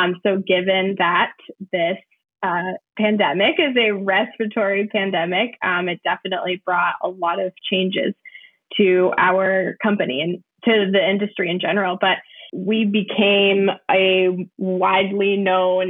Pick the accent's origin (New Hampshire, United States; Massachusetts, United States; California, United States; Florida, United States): New Hampshire, United States; also born or lived in Puerto Rico; I grew up here. I was born in Puerto Rico. I moved to New Hampshire when I was 5 years old.